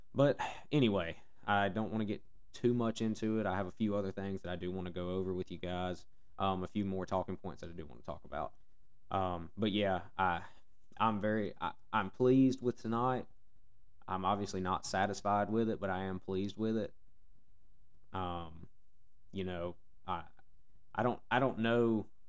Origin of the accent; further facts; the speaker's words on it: Alabama, United States; I mean, I'm from Alabama. Um, it's how I was raised.